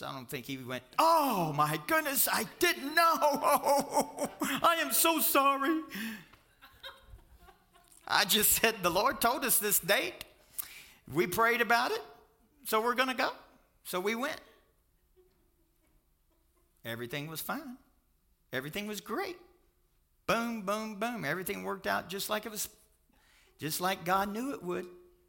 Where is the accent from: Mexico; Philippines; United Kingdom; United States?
United States; Louisville, Kentucky; I said, I'm from Louisville, Kentucky.